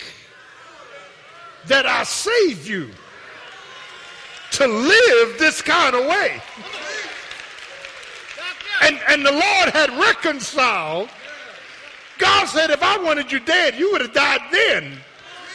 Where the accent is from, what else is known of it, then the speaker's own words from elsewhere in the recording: Philadelphia, Pennsylvania, United States; I was born in Pennsylvania Hospital on the 8th floor